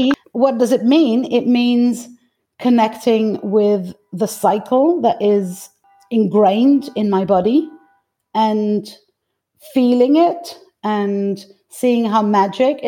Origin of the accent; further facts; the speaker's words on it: Greece; now in France; I'm actually Greek. I was born in Greece, and all my mother lineage comes from Greece.